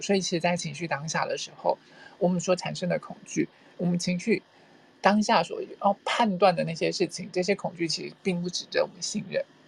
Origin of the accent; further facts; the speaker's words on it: Taiwan; 我是土生土长的台湾人